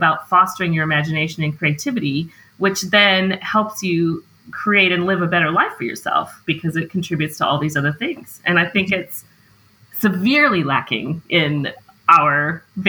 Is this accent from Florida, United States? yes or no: no; Montana, United States; I'm from Montana.